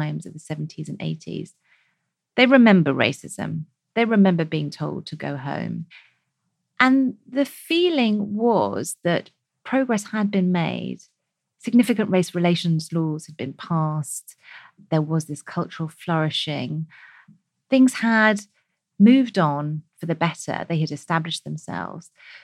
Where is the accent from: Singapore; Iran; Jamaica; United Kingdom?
United Kingdom; we as British South Asians